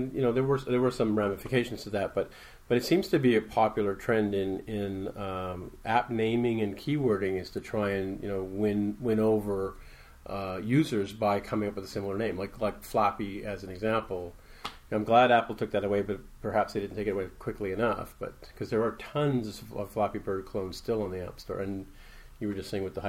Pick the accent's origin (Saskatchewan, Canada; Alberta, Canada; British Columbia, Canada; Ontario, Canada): Ontario, Canada; Toronto; I'm regularly from Toronto, Ontario, but we're recording live at 360i Dev in Denver, Colorado